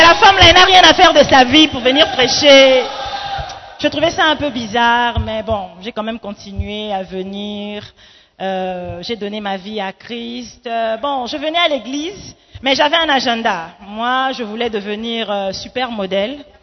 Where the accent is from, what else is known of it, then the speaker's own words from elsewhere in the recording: Gabon; moved away as an adult; also born or lived in Democratic Republic of the Congo / Libreville, Gabon / Accra, Ghana / Kinshasa, DR Congo; Je suis congolaise d'origine, donc la RDC. toro, toro, toujours. mais j'ai grandi au Gabon